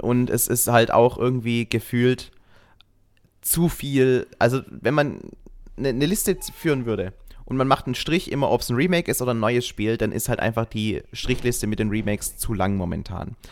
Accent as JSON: {"language": "German", "area": "Schwäbisch Hall district", "region": "Baden-Württemberg", "country": "Germany", "said": "Ich komme aus dem Landkreis Schwäbisch Hall"}